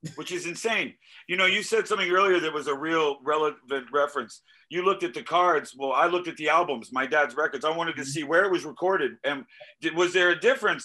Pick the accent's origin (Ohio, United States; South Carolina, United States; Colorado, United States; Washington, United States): South Carolina, United States; Greenville; I'm from Greenville, South Carolina